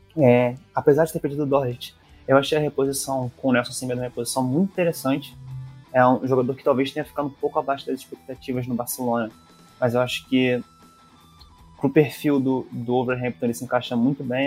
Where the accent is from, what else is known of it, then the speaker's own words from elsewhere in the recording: Brazil; nós brasileiros